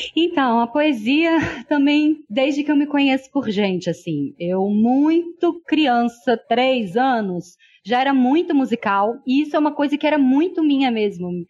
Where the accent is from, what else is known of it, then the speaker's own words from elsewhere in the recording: Brazil; Como brasileira